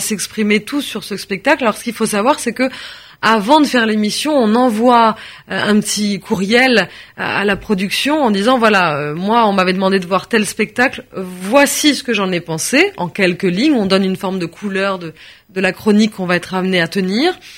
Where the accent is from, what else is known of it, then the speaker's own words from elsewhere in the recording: France; Je suis née en France, de parents français. Je suis française.